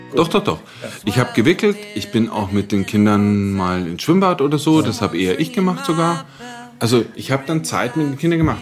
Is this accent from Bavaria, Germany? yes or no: yes; Munich, Bavaria, Germany; da, wo ich aufgewachsen bin, das war eine Sozialwohnungssiedlung in München